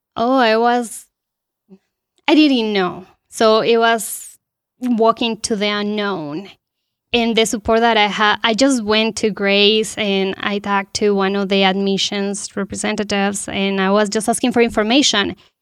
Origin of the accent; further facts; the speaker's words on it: Bogotá, Colombia; moved away as an adult; also born or lived in Goshen, Indiana; now in Warsaw, United States; I'm original from Colombia. I was born and raised there in the capital.